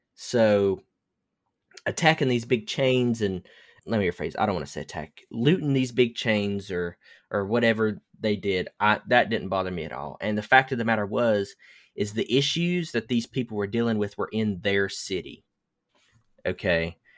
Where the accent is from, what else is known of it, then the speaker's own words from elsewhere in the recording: the South, United States; I was raised in the South